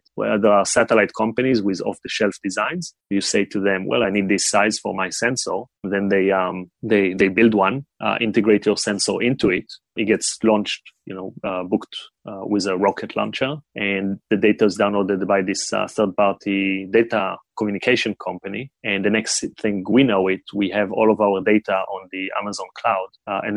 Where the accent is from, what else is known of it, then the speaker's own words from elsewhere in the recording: Israel; moved away as an adult; also born or lived in China; I grew up in Israel, and then at the age of 18, everybody go to the military